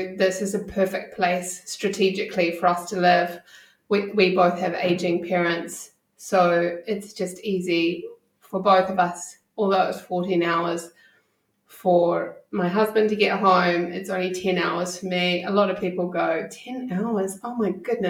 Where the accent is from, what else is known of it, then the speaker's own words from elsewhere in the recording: New Zealand; moved away as an adult; also born or lived in United States / United Kingdom / Netherlands / Germany; being a New Zealander